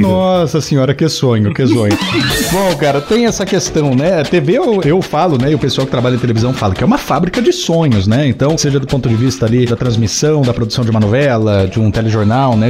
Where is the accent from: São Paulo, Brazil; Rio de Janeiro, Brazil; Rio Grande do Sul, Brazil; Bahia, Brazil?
São Paulo, Brazil; Jaú; moved away as an adult; also born or lived in Bauru / Curitiba / Guarapuava / Botucatu; now in Ponta Grossa, Brazil; Sou nascido e criado em Jaú